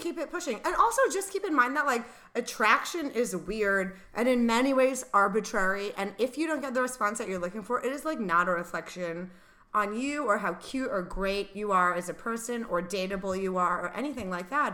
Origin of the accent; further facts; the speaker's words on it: Rhode Island, United States; moved away; Same for me in Rhode Island